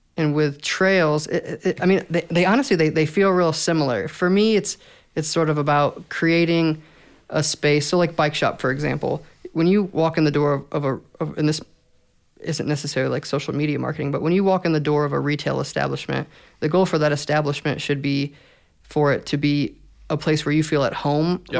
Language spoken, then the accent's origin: English; Fort Wayne, Indiana, United States; born and raised Fort Wayne, Indiana